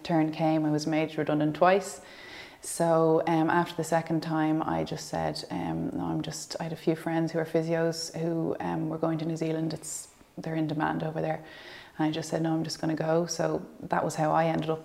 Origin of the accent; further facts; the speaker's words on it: Dublin, Leinster, Ireland; moved away; I'm from Dublin